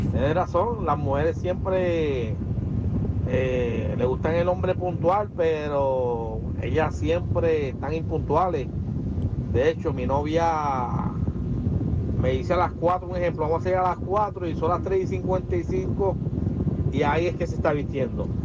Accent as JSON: {"language": "Spanish", "country": "Dominican Republic", "said": "Ella se le olvidó que yo soy dominicano y media hora para nosotros todavía está temprano."}